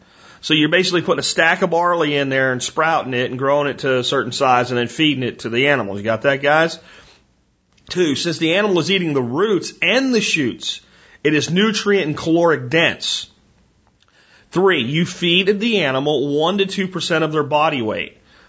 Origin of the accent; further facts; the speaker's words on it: Oklahoma, United States; I grew up in Oklahoma around people who had livestock